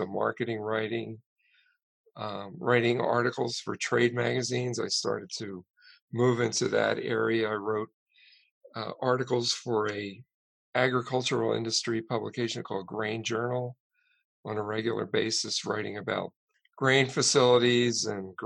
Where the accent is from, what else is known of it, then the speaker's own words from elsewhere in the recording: not far from Philadelphia, Southern New Jersey, United States; moved away as an adult; also born or lived in Florida; now in Iowa, United States; I grew up in New Jersey